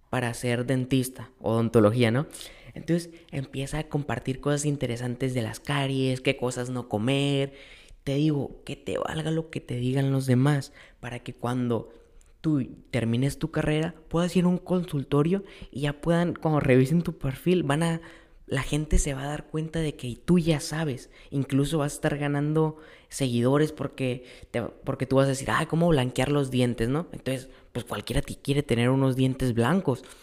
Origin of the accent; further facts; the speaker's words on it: Mexico; nosotros como mexicanos siempre vemos todo del lado negativo, ¿no?